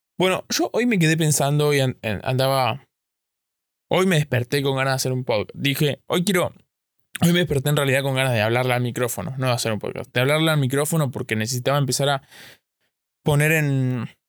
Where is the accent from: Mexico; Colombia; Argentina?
Argentina; yo soy de Argentina